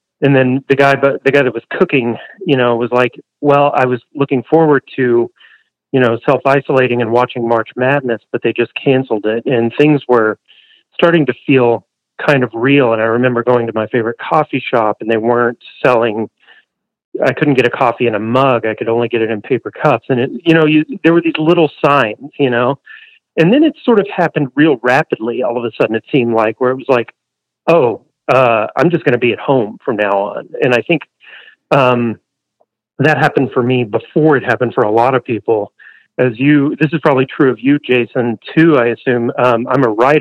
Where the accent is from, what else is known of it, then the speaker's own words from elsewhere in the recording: Canyon, Texas, United States; moved away as an adult; now in Portland, United States; I'm from Canyon, Texas.